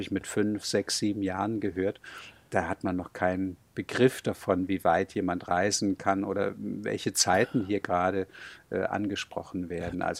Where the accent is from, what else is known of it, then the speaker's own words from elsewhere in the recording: Hamburg, Germany; bin gebürtiger Hamburger mit etwas Glück. Schnelsen gehört gerade noch dazu